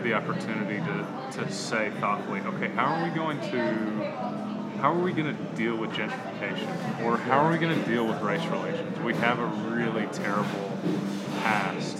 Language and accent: English; Tulsa, Oklahoma, United States; also born or lived in Chicago / Kansas City; I grew up here. It's my hometown